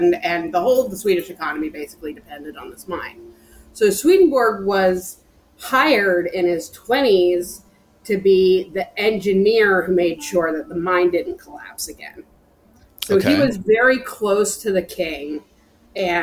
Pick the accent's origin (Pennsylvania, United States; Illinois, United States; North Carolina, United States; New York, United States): Pennsylvania, United States; Bryn Athyn; I was raised in a town called Brynathen, which is north of Philadelphia